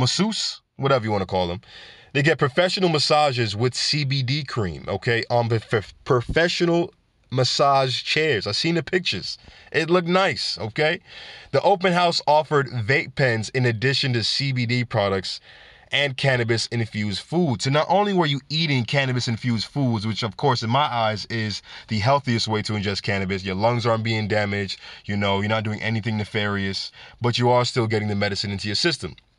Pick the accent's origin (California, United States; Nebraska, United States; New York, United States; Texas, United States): New York, United States; New York City; New York City, my hometown, for making me proud to be a New Yorker